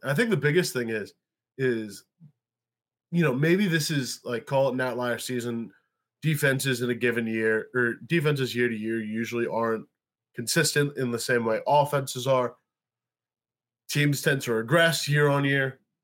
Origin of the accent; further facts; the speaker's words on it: New York, United States; I am a New Yorker